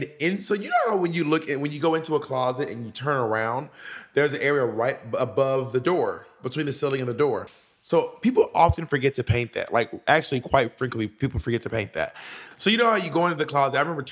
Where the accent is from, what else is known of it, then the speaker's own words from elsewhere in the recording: Atlanta, Georgia, United States; moved away; I grew up in Atlanta. I did not grow up in the woods of Wisconsin.